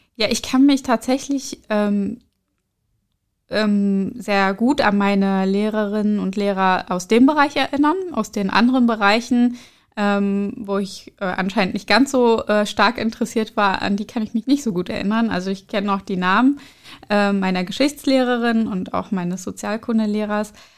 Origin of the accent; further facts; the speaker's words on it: Schwerin, Mecklenburg-Vorpommern, Germany; German is a second language; moved away as an adult; also born or lived in Berlin; in meiner Jugend in Schwerin